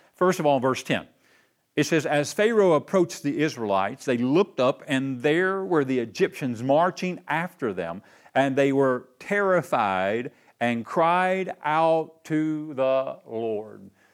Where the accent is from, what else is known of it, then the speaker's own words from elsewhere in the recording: Knoxville, Tennessee, United States; I grew up right here in Knoxville, my hometown